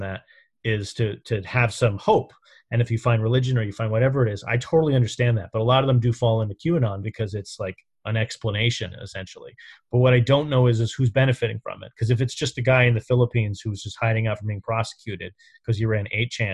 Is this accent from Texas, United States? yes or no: no; New York City, New York, United States; I grew up in New York around the Trumps. I knew them as a kid.